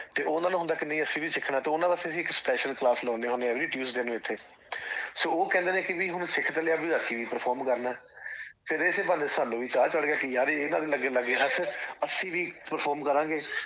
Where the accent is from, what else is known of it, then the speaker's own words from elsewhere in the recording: Jalandhar, Punjab, India; moved away as an adult; also born or lived in Sydney, Australia; now in Australia; ਮੈਂ ਭਾਜੀ ਪਿੱਛੋਂ ਜਲੰਧਰ ਸ਼ਹਿਰ ਤੋਂ ਬਿਲੋਂਗ ਕਰਦਾ